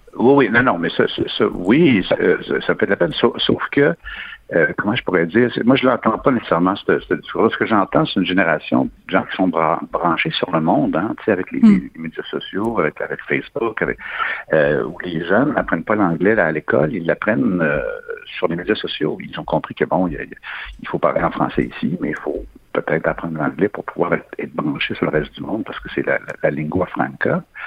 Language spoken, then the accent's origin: French; Quebec, Canada; le Québec, on est une nation reconnue